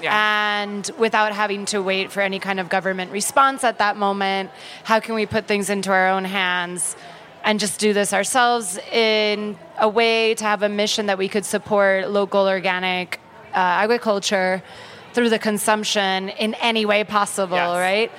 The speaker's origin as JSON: {"language": "English", "country": "Puerto Rico", "said": "so we call it the archipelago of Puerto Rico. We are a colony of the United States of America, which means that we're American citizens"}